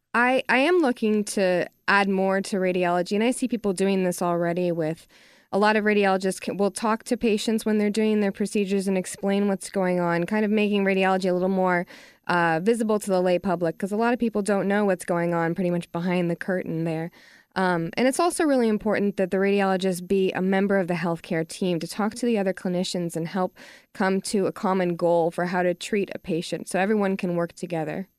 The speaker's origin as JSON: {"language": "English", "region": "Texas", "country": "United States", "said": "I'm from Texas, and I know that living here"}